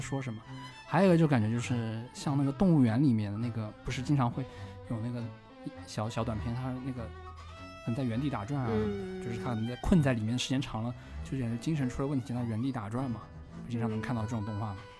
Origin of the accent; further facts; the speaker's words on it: China; moved away; also born or lived in Japan; 我们中国人